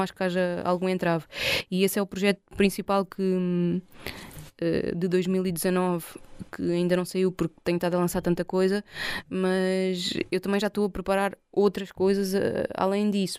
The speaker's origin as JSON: {"language": "Portuguese", "country": "Portugal", "said": "sou portuguesa"}